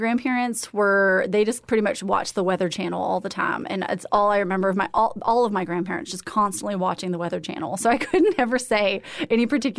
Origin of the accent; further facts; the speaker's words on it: East Texas, United States; also born or lived in Hiram, Georgia; I grew up all over East Texas and a little bit in Georgia outside of Atlanta, not in the city, in the country.